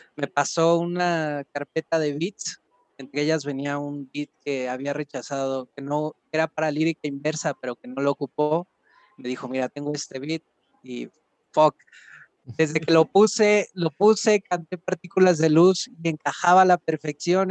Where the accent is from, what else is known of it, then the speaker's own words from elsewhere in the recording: Los Reyes La Paz, State of Mexico, Mexico; soy del oriente del Estado de México, de los Reyes La Paz